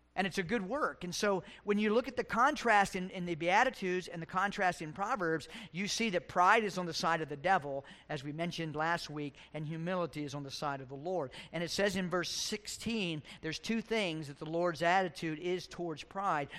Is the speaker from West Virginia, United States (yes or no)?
yes; West Virginia, United States; moved away as an adult; A kid in West Virginia, the Navy, and here